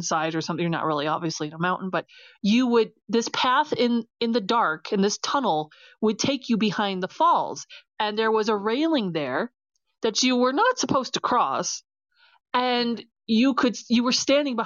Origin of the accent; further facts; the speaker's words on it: United States; as an American, we'd like to have, you know, our American hubris